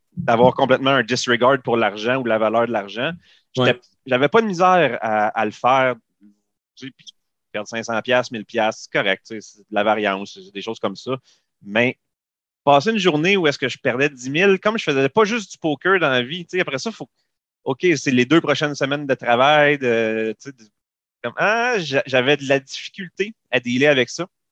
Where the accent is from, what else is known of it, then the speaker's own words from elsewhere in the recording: Saint-Hyacinthe, Quebec, Canada; je suis, je viens de Saint-Hyacinthe